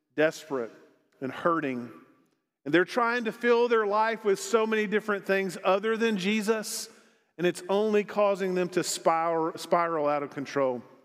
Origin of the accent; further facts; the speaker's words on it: Arkansas, United States; also born or lived in Texas / South Dakota; now in Longmont, United States; I grew up in Arkansas